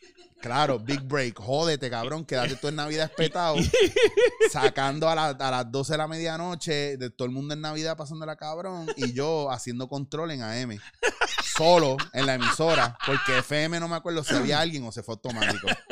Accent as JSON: {"language": "Spanish", "country": "Puerto Rico", "moved": "yes", "said": "yo como puertorriqueño"}